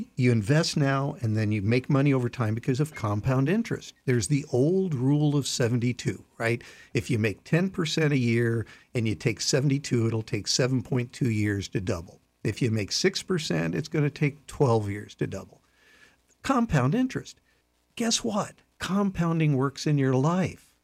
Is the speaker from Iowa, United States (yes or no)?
yes; Iowa, United States; I grew up in Iowa.